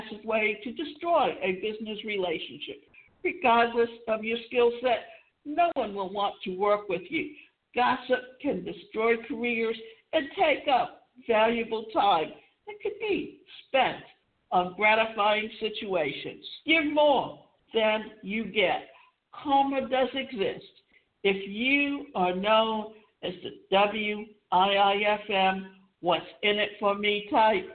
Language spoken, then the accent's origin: English; Savannah, Georgia, United States; I grew up in Savannah